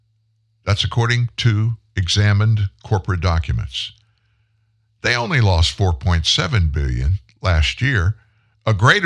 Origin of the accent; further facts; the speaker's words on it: the South, United States; I'm a southern guy, born and bred in the South.